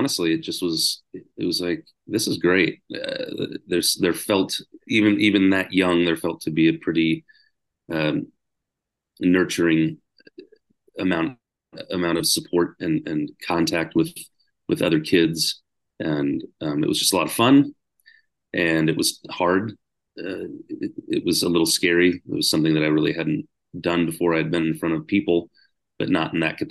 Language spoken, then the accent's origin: English; Lawrence, Kansas, United States; I grew up in Lawrence, Kansas, which is a little, about 30, 40 miles outside of Kansas City